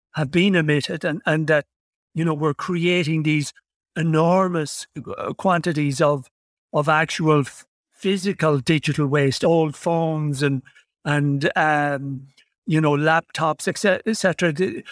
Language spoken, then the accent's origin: English; Ireland; I come from from Ireland